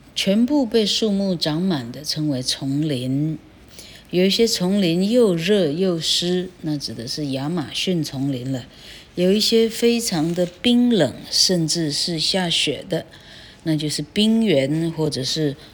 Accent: Taiwan; 我们台湾人一个都没听过

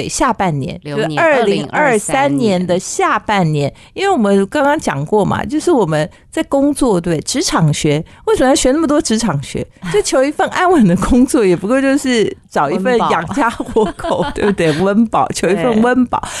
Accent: China; 其实就是跟我们中国人讲的易经卜卦算命有点像嘛

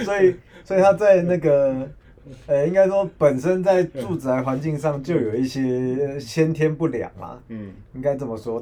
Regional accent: Taiwan; 我们我们台湾人

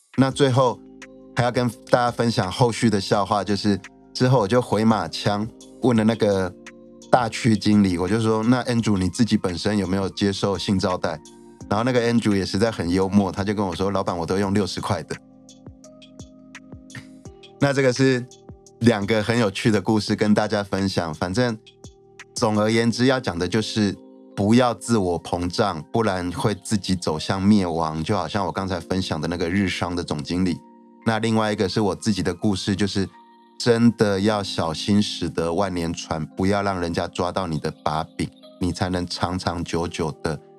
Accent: Taiwan; 我们台湾人

